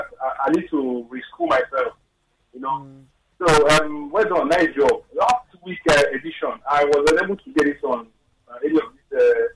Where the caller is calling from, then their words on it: Lagos, Nigeria; I'm calling from Adja area.